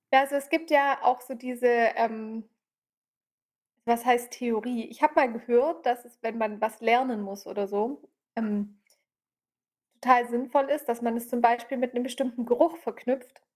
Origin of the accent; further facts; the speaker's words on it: Swabia, Germany; wie man bei uns im Schwabenland sagt